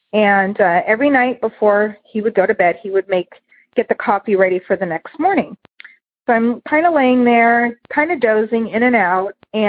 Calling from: Santa Clarita, California, United States; I'm calling from Santa Clarita, California.

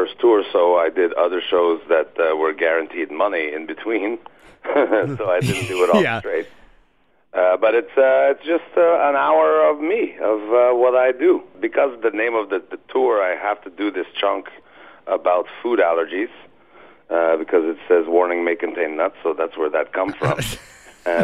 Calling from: Montreal, Quebec, Canada

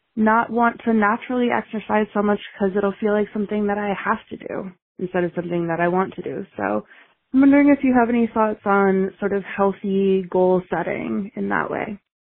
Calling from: Jersey City, New Jersey, United States; I'm calling from Jersey City, New Jersey, in the United States

